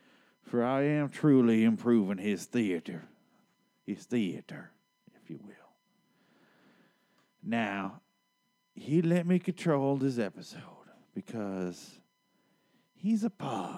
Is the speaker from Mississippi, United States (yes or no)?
yes; Gulfport, Mississippi, United States; Now, I come from Gulfport, Mississippi.